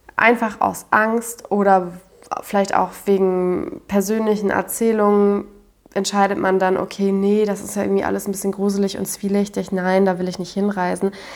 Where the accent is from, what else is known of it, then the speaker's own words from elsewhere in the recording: Germany; als ähm, Deutscher